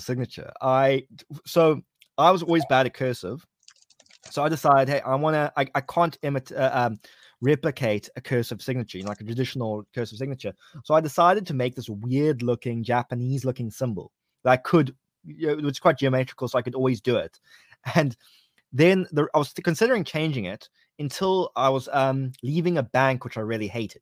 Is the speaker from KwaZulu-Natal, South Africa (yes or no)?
no; Cape Town, Western Cape, South Africa; Cape Town, my hometown